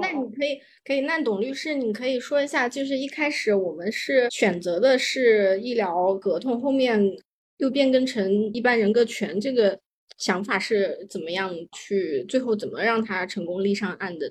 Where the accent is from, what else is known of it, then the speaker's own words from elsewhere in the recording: China; 我从小在大陆长大